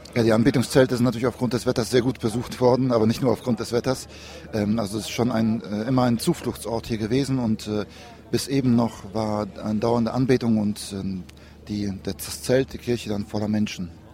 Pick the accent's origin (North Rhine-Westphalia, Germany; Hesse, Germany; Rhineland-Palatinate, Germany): North Rhine-Westphalia, Germany; Cologne; wir kommen ja aus Köln